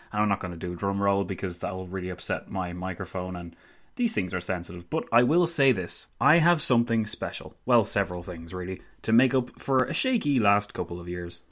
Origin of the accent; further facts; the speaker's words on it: Ireland; being Irish is that we natives